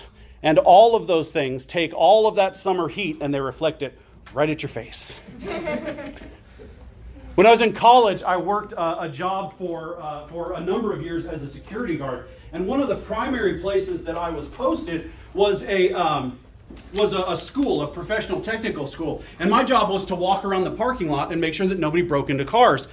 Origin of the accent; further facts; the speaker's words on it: Phoenix, Arizona, United States; moved away; also born or lived in Florida; So I grew up in Arizona. I lived for a number of years in Florida when I was very young, but I grew up in Arizona. And not just in Arizona, but I grew up in Phoenix.